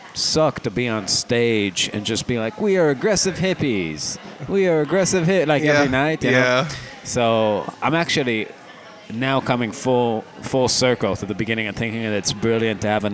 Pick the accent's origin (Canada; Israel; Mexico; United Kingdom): Israel; Rehovot, Central District; moved away as an adult; also born or lived in Boston; now in Chicago, United States; I'm from a town called Rehovot.